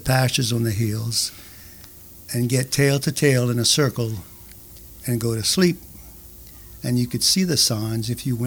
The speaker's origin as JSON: {"language": "English", "area": "Cajun prairie", "region": "Louisiana", "country": "United States", "tie": "born or raised there", "also_born_or_lived": "Chataignier, Louisiana", "said": "I'm a Cajun boy raised on the rolling prairie"}